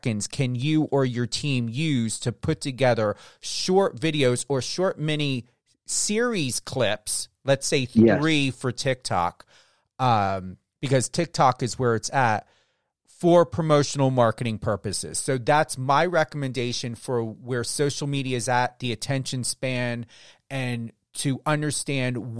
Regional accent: New Jersey, United States; I'm from New Jersey.

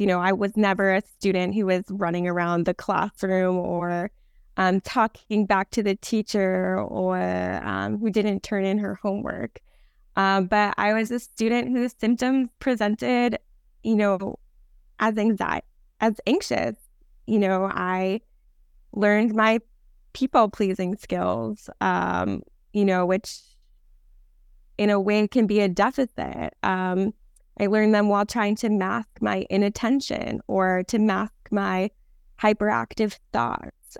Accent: New Jersey, United States; moved away as an adult; now in Los Angeles, United States; when I was growing up in New Jersey, I was in classes

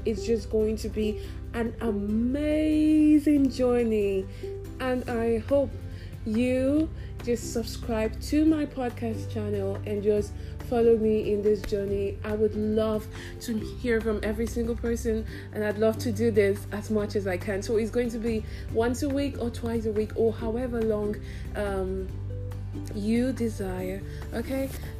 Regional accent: South East, Nigeria; accent: Nigerian; Maybe in subsequent episodes, my Nigerian accent will come out. Not just Nigerian, my Igbo

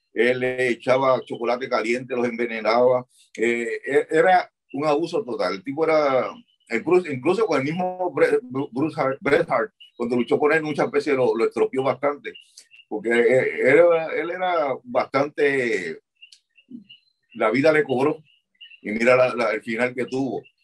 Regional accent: Puerto Rico; also born or lived in Chicago, Illinois, United States; cuando nos criamos en Chicago

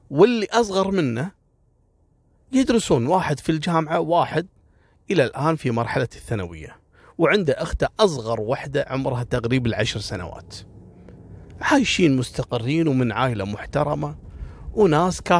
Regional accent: Kuwait; واكبر دليل على ان اول قصص كانت اشهر واغرب الحوادث اللي حصلت عندنا في الكويت.

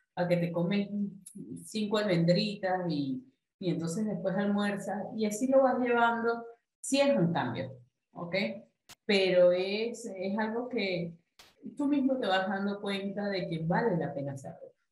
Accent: Venezuela; como buena venezolana, amante de las arepas.

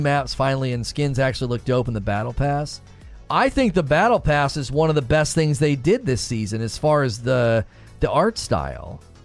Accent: Canton, Ohio, United States; now in Louisville, United States; I am originally from northeastern Ohio. I grew up in Canton, Ohio.

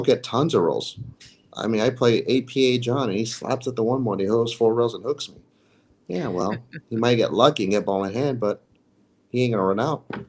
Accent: United States; as an American

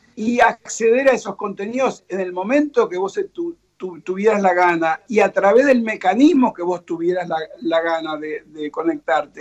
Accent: Buenos Aires, Argentina; moved away as an adult; now in Miami, United States; nosotros somos los argentinos, somos muy tangueros

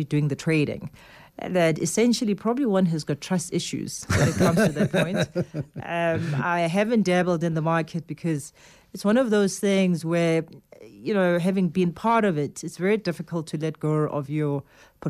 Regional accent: South Africa; as a South African

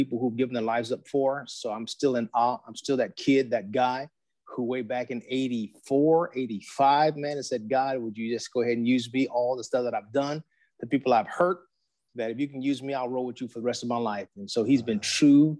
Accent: San Diego, California, United States; I'm from San Diego, California

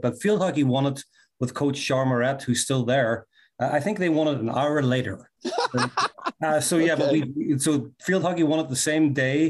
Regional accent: Derry, Northern Ireland, United Kingdom; now in United States; we're both from Northern Ireland. He's from the Belfast area. I'm from the Derry, Londonderry area.

